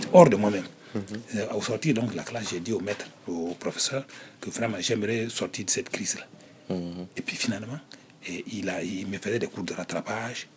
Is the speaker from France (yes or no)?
no; Nouna, Boucle du Mouhoun, Burkina Faso; also born or lived in Fada N'Gourma, Burkina Faso; avec mes parents, donc dans la ville de mes parents, mais dans le collège, là, on était en l'internat